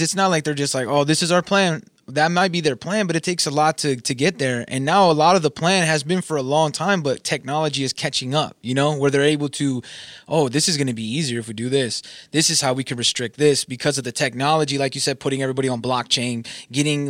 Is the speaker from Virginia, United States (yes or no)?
no; Southern California, United States; I'm from Southern California.